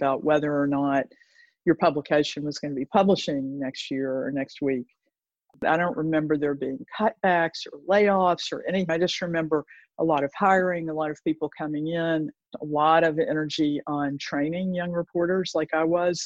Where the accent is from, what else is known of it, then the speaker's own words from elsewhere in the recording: Chattanooga, Tennessee, United States; also born or lived in New York City / Cortes Island; now in Vancouver, Canada; I'm from Chattanooga, Tennessee. And Chattanooga is a very interesting place. It certainly was when I was growing up there.